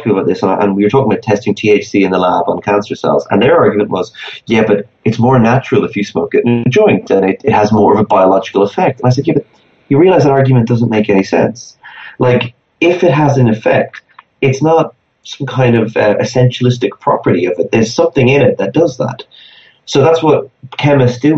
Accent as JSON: {"language": "English", "country": "Ireland", "said": "in Ireland, my home country."}